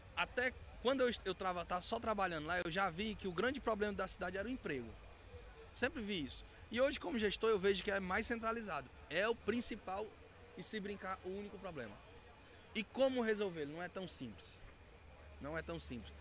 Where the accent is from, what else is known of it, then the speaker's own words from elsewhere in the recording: Araguaína, Tocantins, Brazil; sou natural de Araguaína, mas hoje estou prefeito em Araguanã